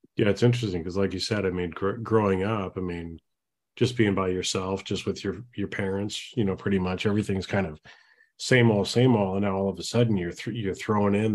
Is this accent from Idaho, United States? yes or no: yes; Boise, Idaho, United States; I grew up in the in the Boise, Idaho area.